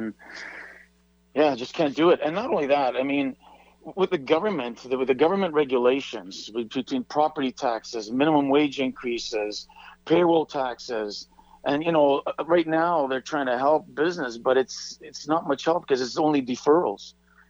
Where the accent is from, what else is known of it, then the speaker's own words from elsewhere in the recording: Vancouver, British Columbia, Canada; Yes, I was.